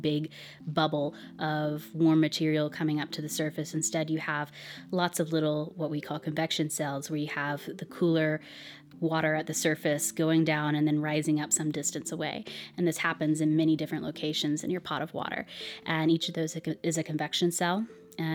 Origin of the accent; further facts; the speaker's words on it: United States; I'm an American